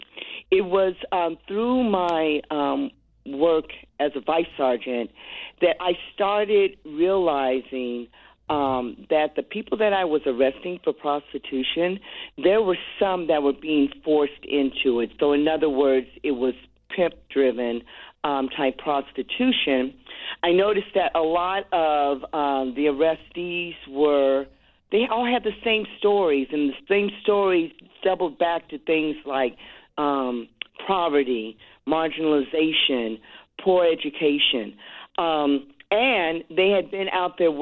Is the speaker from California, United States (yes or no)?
yes; Los Angeles, California, United States; I'm born and raised in Los Angeles, third generation